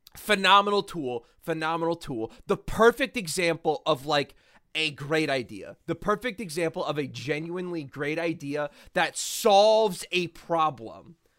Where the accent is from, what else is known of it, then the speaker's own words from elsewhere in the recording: United States; as an American